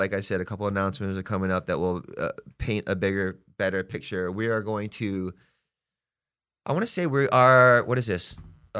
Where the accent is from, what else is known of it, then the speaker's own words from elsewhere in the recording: Hawaii, United States; now in Palm Springs, United States; Hey, I'm from Hawaii, okay? I've been living here for X amount of time. I'm getting to know Palm Springs, and it's a gay community.